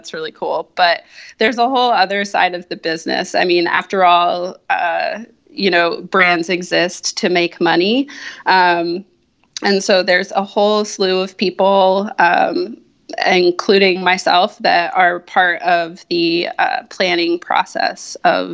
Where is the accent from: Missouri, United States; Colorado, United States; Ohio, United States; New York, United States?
Colorado, United States; moved away as an adult; now in California, United States; I am originally from Colorado. I currently live in California and moved out here about 5 years ago